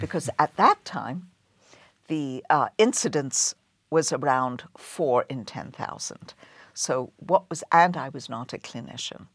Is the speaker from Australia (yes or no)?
no; London, United Kingdom; moved away as an adult; now in Boston, United States; I grew up in, and I was born and raised in London